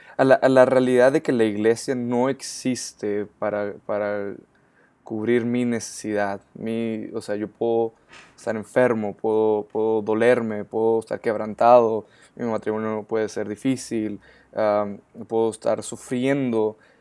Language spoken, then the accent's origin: Spanish; Ciudad Juárez, Chihuahua, Mexico; yo soy ah, mexicano